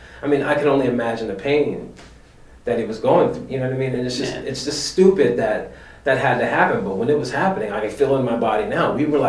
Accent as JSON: {"language": "English", "region": "Delaware", "country": "United States", "tie": "born or raised there", "also_born_or_lived": "Philadelphia, Pennsylvania", "said": "I was already used to Philly because I grew up in West Philly and I grew up in Delaware"}